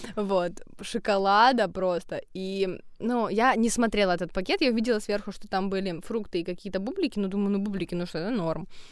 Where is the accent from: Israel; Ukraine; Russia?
Ukraine